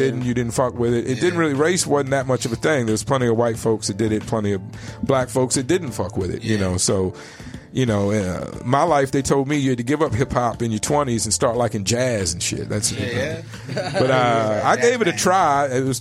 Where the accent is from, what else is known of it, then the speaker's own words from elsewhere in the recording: East Coast, Virginia, United States; moved away; I was raised on the East Coast